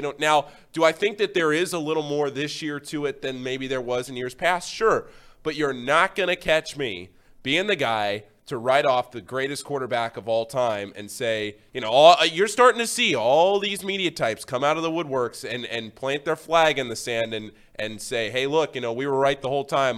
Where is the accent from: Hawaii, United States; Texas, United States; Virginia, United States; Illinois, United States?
Virginia, United States; Northern; moved away; I'm from D C. I'm from Northern Virginia.